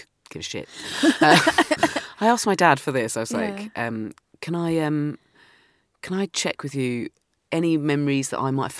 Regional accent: Dorset, South West England, United Kingdom; I grew up in Dorset

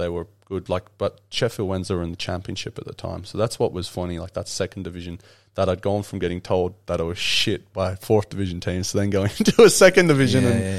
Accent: Ireland; And that's the estate that I grew up in Ireland.

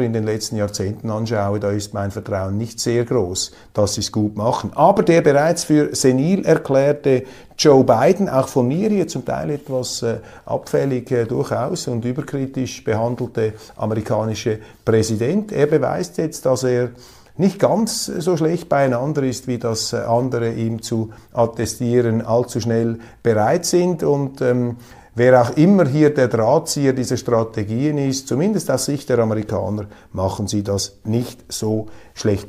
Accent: Switzerland; als Schweizer

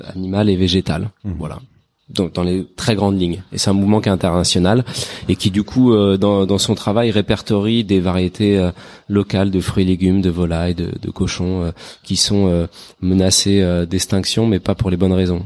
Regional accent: Paris, Île-de-France, France; en tant que parisien

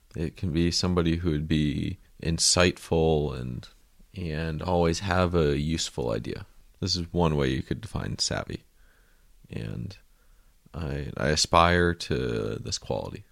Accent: United States; I'm an American

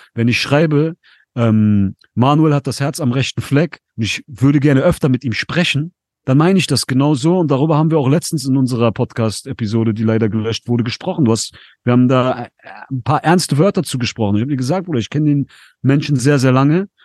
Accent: Essen, North Rhine-Westphalia, Germany; Ich komme aus NRW, ich bin in Essen aufgewachsen

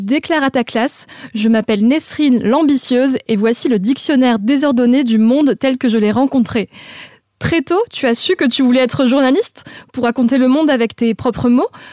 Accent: Vaucluse, Provence-Alpes-Côte d'Azur, France; moved away; je viens du Vaucluse

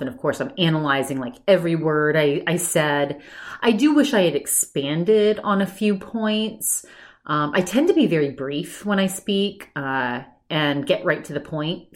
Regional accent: Maine, United States; moved away; I grew up in Maine.

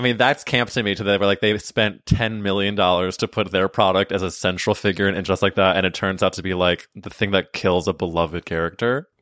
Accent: Missouri, United States; Missouri, my home state.

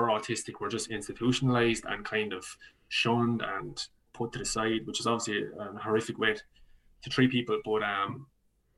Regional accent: County Laois, Leinster, Ireland; moved away as an adult; now in Dublin, Ireland; I'm from County Leash originally.

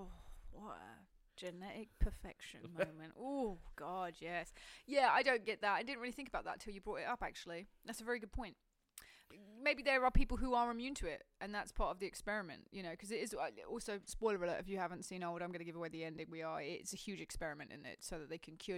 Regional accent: England, United Kingdom; as a fully English person

